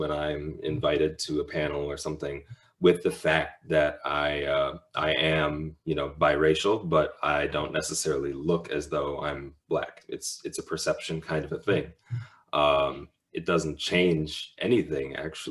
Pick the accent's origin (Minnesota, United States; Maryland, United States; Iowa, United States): Minnesota, United States; Minneapolis; growing up in Minneapolis